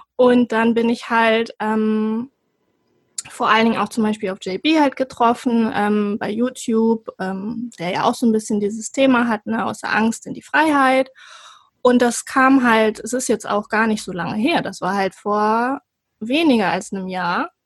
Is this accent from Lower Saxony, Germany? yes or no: yes; Cuxhaven, Lower Saxony, Germany; bin geboren in Cuxhaven an der Nordsee